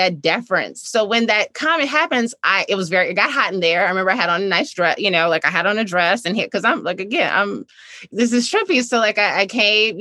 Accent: Chicago, Illinois, United States; I grew up on 51st in Greenwood

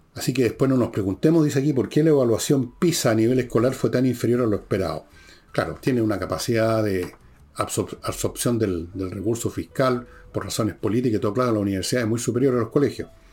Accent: Chile; nos encontramos como chilenos

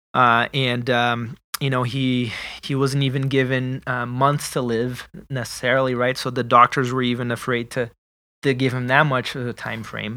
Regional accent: Brazil; moved away; I am originally from Brazil

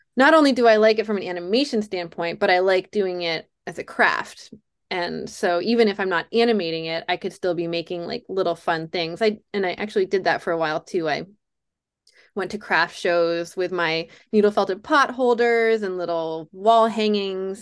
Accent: Durham, North Carolina, United States; I was a video store clerk in my hometown of Durham, North Carolina

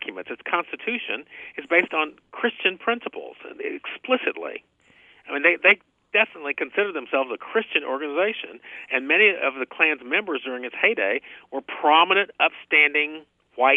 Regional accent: Fort Smith, Arkansas, United States; moved away as an adult; now in Tulsa, United States; I grew up in Fort Smith, Arkansas, which is a town that's on the Arkansas-Oklahoma border

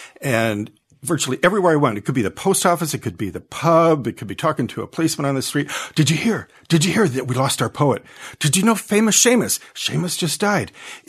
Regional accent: Detroit, Michigan, United States; me about growing up in Detroit amongst all that violence

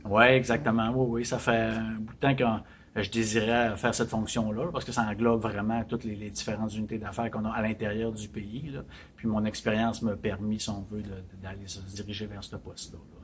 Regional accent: Chicoutimi, Quebec, Canada; now in Montreal, Canada; Je suis originaire du Saguenay, de Chicoutimi

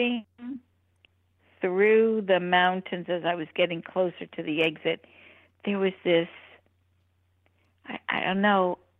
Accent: Miami Beach, Florida, United States; I grew up on the beach

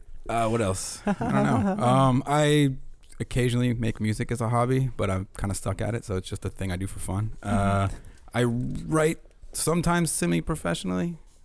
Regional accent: Louisiana, United States; moved away as an adult; I'm from Louisiana originally. Mm-hmm. Moved here 2 years ago with my wife.

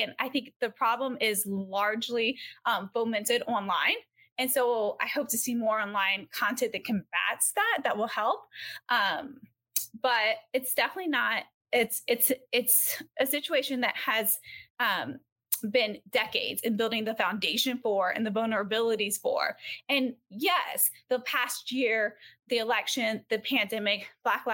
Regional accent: Georgia, United States; now in California, United States; I live in California now. I'm from Georgia

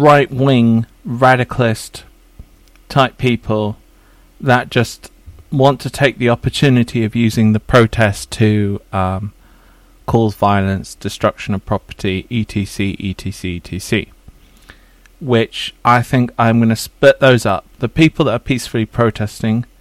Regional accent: England, United Kingdom; I'm quite English.

